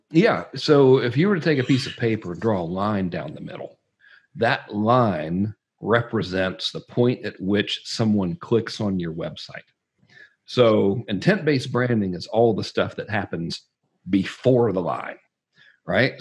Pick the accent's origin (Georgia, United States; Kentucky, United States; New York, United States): Georgia, United States; I'm from Georgia